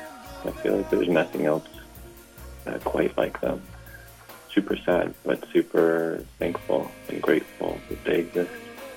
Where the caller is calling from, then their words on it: Amsterdam, North Holland, Netherlands; I'm calling from Amsterdam.